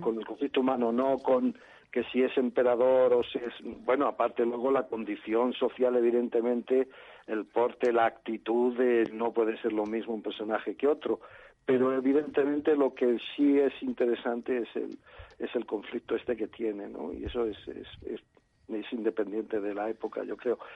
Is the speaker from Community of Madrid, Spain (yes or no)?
yes; Madrid, Community of Madrid, Spain; Yo no soy extremeño, yo soy de Madrid.